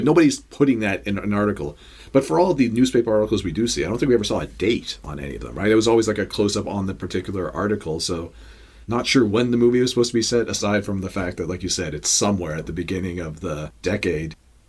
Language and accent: English; Toronto, Ontario, Canada; Of course, we're from Toronto. This is our home stadium.